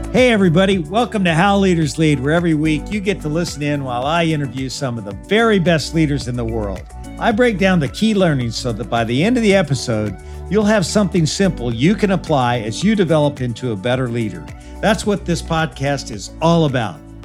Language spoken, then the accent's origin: English; Missouri, United States; I grew up in Missouri